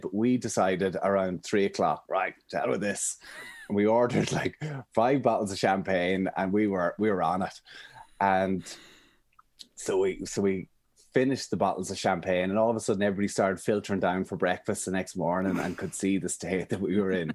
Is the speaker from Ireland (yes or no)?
yes; Emyvale, Ulster, Ireland; also born or lived in Armagh; I'm from Monaghan, I'm from a little village called Emmyvale, but actually our house is in the complete middle of nowhere.